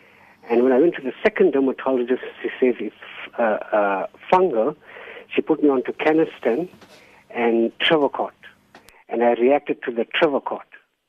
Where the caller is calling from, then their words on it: Durban, KwaZulu-Natal, South Africa; I'm calling from Durban.